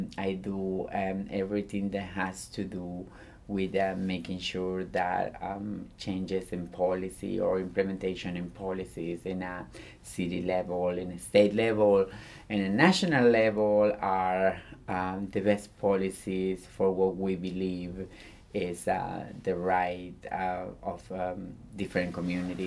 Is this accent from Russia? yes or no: no; Gálvez, Santa Fe, Argentina; English is a second language; moved away as an adult; also born or lived in Miami; now in United States; I grew up in the city of Gálvez, in the state of Santa Fe, in the nation of Argentina